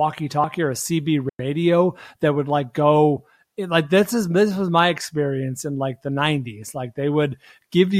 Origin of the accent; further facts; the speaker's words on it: Bay Area, California, United States; now in Los Angeles, United States; where I grew up in the Bay Area